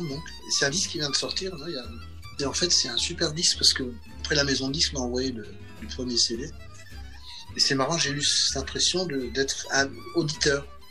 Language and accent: French; Alsace, near Strasbourg, Grand Est, France; Alors moi je viens du Grand Est, j'ai grandi en Alsace, pas loin de Strasbourg